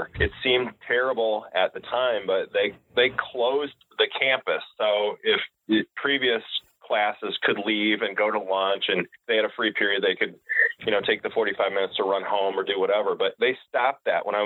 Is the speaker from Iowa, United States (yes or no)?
yes; Davenport, Iowa, United States; now in Bettendorf, United States; I was born and raised in the Iowa Quad Cities, so grew up in East Davenport